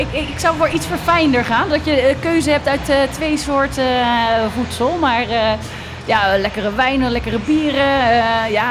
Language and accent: Dutch; Westland, South Holland, Netherlands; kom je uit Rotterdam? Je hoorde dat ik uit Westland kom.